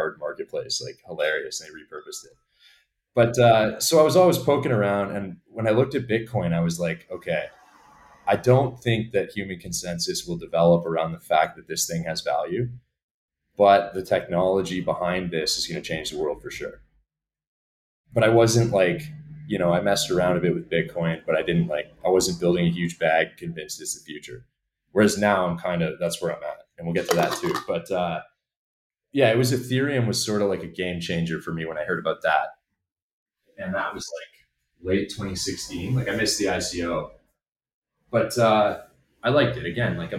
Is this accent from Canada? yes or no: yes; Canada; moved away as an adult; now in Portugal; I'm Canadian.